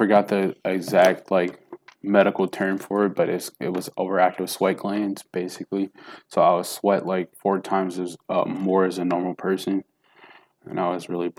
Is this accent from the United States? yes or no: yes; Jackson, Tennessee, United States; born there; So, like I was telling you, I was born in Jackson, Tennessee.